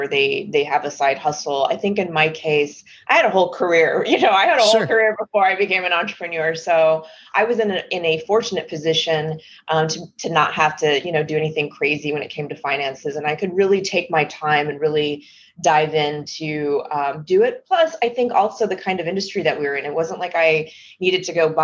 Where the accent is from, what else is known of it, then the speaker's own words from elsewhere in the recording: Texas, United States; moved away; I'm originally from Texas. And so I was living and working in Texas as a software engineer